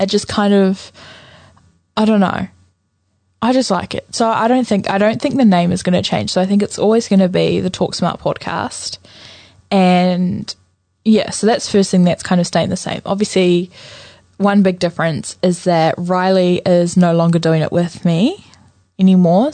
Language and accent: English; Napier, Hawke's Bay, New Zealand; moved away; I'm originally from Napier.